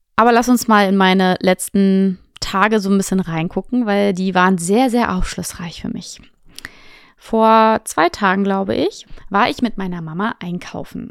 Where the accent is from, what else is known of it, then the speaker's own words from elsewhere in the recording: Potsdam, Brandenburg, Germany; moved away; also born or lived in Fuerteventura; meine Heimatstadt ist Potsdam